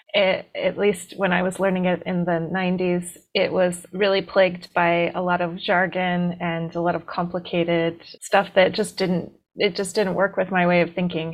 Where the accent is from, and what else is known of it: D.C., East Coast, United States; born or raised there